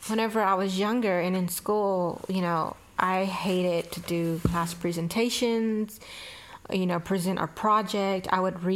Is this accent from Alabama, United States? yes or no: yes; Mobile, Alabama, United States; Born and raised in Mobile, Alabama.